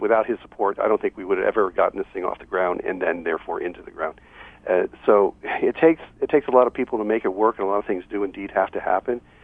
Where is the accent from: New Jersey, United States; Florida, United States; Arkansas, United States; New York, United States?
Florida, United States; Hollywood; now in Los Angeles, United States; my hometown of Hollywood, Florida.